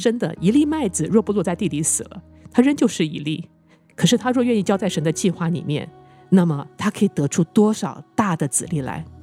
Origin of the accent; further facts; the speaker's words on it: Taiwan; moved away; 我从台湾来嘛，那以前在台湾的时候啊